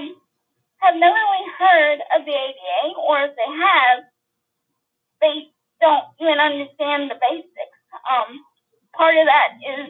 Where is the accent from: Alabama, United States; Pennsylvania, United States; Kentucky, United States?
Alabama, United States; Mobile; I'm from Mobile, Alabama